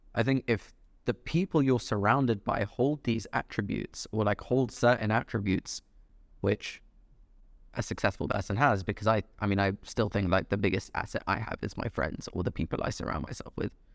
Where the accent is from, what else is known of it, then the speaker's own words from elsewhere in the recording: London, United Kingdom; also born or lived in Dubai; I grew up in London, lived in Dubai for a few years, came back for university.